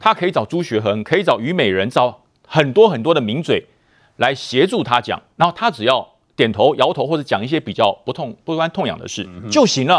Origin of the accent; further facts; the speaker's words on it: Taiwan; 而台湾呢就有这种认同的问题，我们有一个恶邻居直接指着你说你是不是中国人，你是不是中国人，你是不是要从我这边独立出去